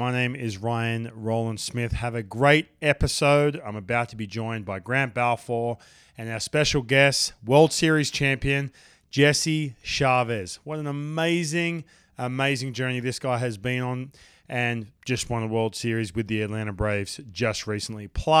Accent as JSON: {"language": "English", "country": "Australia", "said": "we're Australian."}